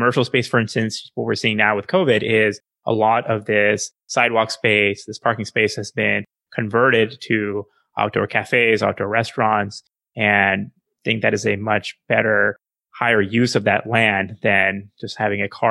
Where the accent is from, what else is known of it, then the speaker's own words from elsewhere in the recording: Chandigarh, India; Chandigarh, for instance, which is the city I was born in India